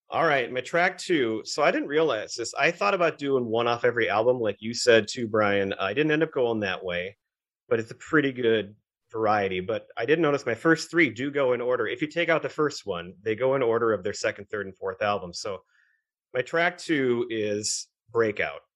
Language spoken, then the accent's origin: English; Minnesota, United States; We grew up in Minnesota